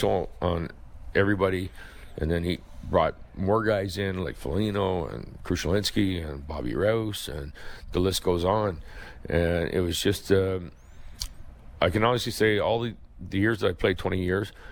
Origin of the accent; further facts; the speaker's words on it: Kingston, Ontario, Canada; now in Burlington, Canada; Growing up in Kingston, there was a lot of baseball things that went on and played fast pitch.